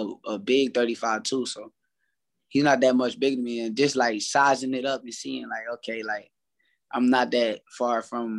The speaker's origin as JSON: {"language": "English", "region": "New Jersey", "country": "United States", "said": "I'm from Jersey"}